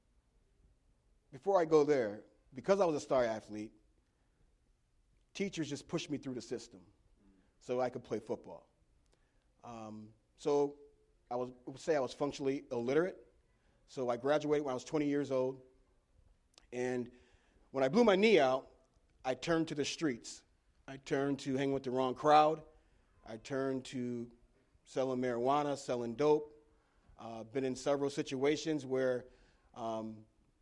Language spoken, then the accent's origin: English; Elmira, New York, United States; I was born and raised in Elmira, New York